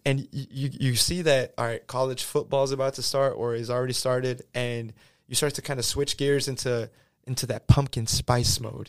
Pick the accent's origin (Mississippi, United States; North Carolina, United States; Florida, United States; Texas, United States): Texas, United States; Houston; first language Spanish; English is a second language; throughout my entire life growing up in Houston